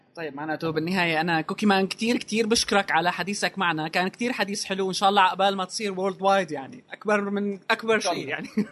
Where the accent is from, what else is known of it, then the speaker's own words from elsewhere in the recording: Syria; نحن عندنا بسوريا